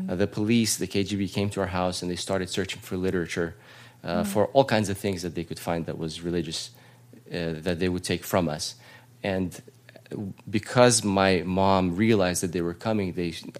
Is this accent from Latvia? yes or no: yes; Latvia; also born or lived in Russia; now in United States; I was born in Latvia